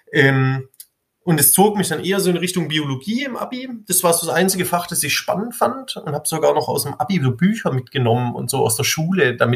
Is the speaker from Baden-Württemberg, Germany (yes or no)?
yes; Ludwigsburg, Baden-Württemberg, Germany; ich komme aus Ludwigsburg.